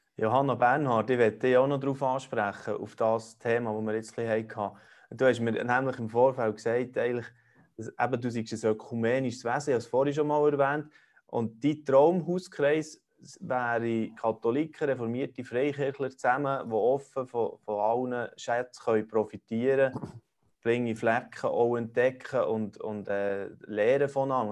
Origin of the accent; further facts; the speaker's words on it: Switzerland; bei uns in der Schweiz